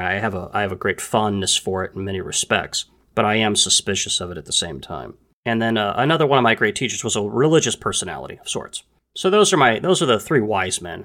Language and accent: English; United States; I was born in the United States